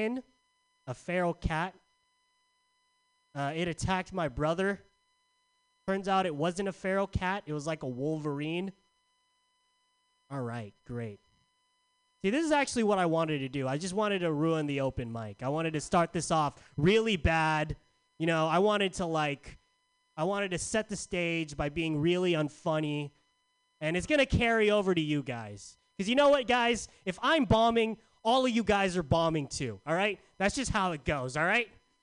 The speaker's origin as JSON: {"language": "English", "town": "San Diego", "region": "California", "country": "United States", "moved": "yes", "lives_now": "San Francisco, United States", "said": "I'm from San Diego."}